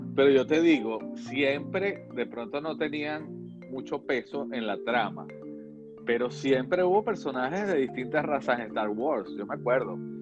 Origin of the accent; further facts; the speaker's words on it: Venezuela; nosotros crecimos con una idea de que las telenovelas brasileras, siendo nosotros venezolanos